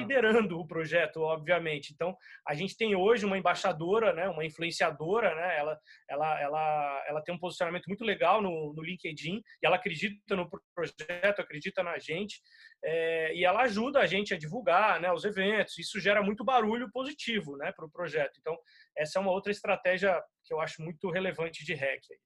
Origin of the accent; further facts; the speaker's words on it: Uberlândia, Minas Gerais, Brazil; moved away as an adult; now in São Paulo, Brazil; eu sou mineiro, né? Eu nasci em Uberlândia, mas eu já moro em São Paulo há uns 10 anos